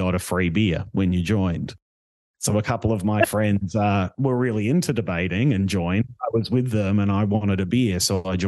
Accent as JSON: {"language": "English", "country": "Australia", "tie": "born or raised there", "moved": "as an adult", "lives_now": "Toronto, Canada", "said": "I'd never left the country until I went to university. So I'd never left Australia"}